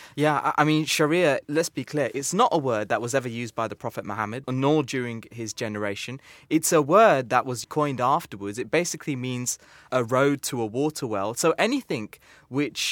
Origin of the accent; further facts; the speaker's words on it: United Kingdom; I'm British. I live in England.